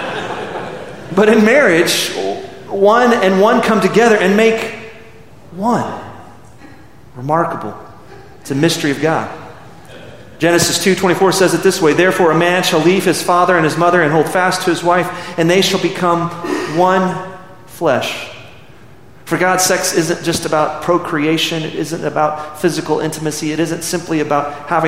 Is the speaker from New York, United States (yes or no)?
no; Midland, Texas, United States; I remember growing up in Midland, Texas in the late 70s and early 80s.